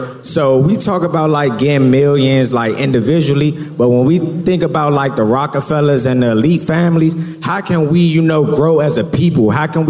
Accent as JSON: {"language": "English", "region": "Maryland", "country": "United States", "said": "Yeah, I'm from Maryland."}